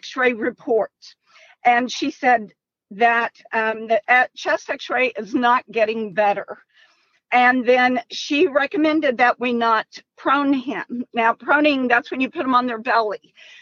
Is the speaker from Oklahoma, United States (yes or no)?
yes; Oklahoma, United States; We're actually from Oklahoma, but we are in Missouri in the hospital